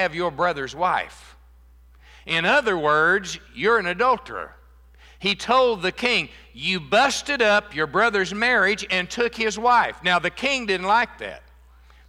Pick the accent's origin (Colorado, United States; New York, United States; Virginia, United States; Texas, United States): Texas, United States; moved away; I was born and raised in Texas. And it's always great to be back to my home state